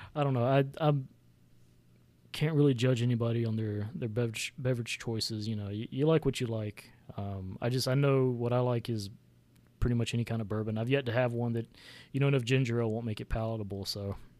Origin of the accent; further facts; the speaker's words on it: the South, United States; I grew up in the South